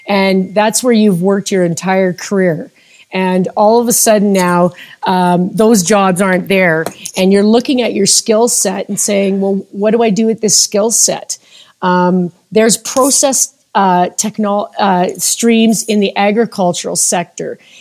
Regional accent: Calgary, Alberta, Canada; I'm a native Calgarian. So I have lived in Calgary and Alberta my entire life

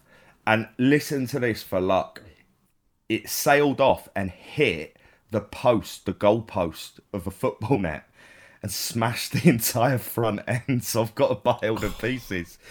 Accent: London, United Kingdom; now in Manchester, United Kingdom; Now, I am from London. I'm not actually a Cockney, as I've said before, but I moved to Manchester

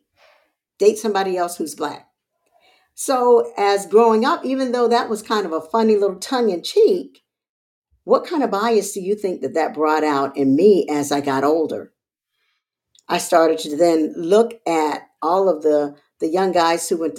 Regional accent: Charleston, South Carolina, United States; also born or lived in Texas; I was born and raised in Charleston, South Carolina

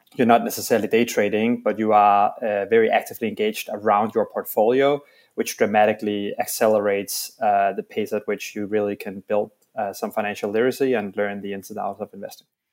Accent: Denmark; now in New York, United States; I'm from Denmark, and and are now in New York

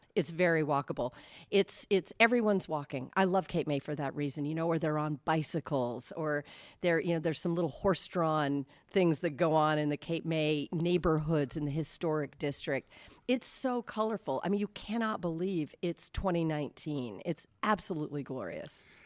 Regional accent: California, United States; moved away; I grew up in California watching, um, Jersey Shore on T V

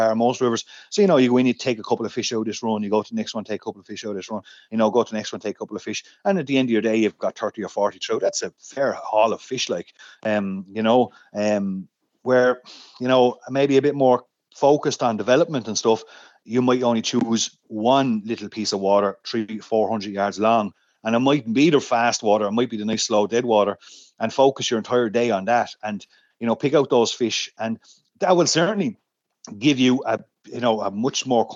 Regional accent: Rathdrum, Leinster, Ireland; I grew up in Rathdrum in County Wicklow, up in the Wicklow Mountains

